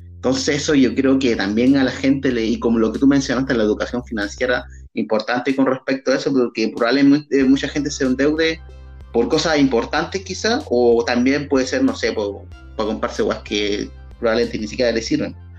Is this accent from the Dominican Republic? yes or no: no; Chile